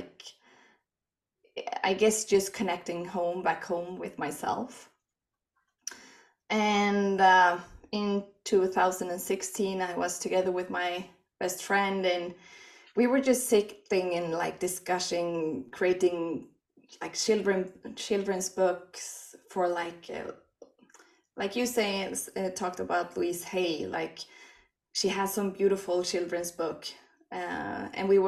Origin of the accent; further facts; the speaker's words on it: Sweden; English is a second language; moved away as an adult; now in Norway; I'm from Sweden. I moved to Norway 15 years ago with my best friend